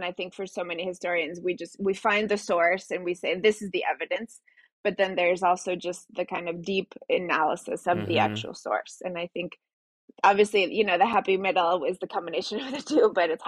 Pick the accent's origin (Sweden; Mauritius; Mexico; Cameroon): Mexico; Mexico City; first language Spanish; English is a second language; moved away; Spanish is my first language. I went to elementary school in Mexico City